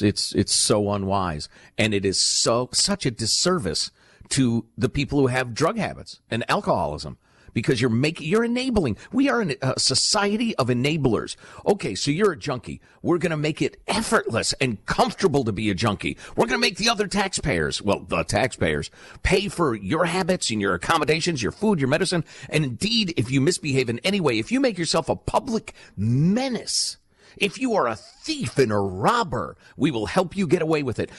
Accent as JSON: {"language": "English", "town": "Chicago", "region": "Illinois", "country": "United States", "tie": "born or raised there", "moved": "yes", "said": "when I was a little kid growing up in Chicagoland"}